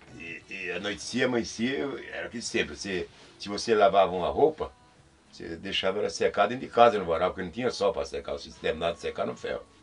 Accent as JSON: {"language": "Portuguese", "region": "Pernambuco", "country": "Brazil", "moved": "yes", "lives_now": "São Paulo, Brazil", "said": "lá onde eu morava em Pernambuco, eu sou de Pernambuco"}